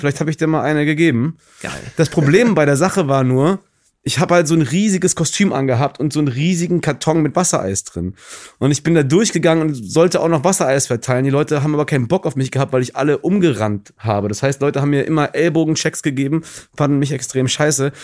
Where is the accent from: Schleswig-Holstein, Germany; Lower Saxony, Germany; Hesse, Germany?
Hesse, Germany; Gießen; moved away as an adult; also born or lived in Düsseldorf; now in Cologne, Germany; ich bin ja in Gießen groß geworden